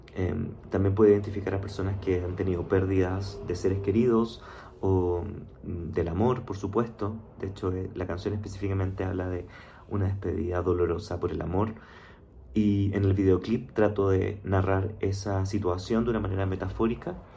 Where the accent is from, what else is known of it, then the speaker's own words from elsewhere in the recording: Chile; moved away as an adult; now in Mexico City, Mexico; soy chileno, vivo actualmente en la Ciudad de México, de hecho hace ya cuatro años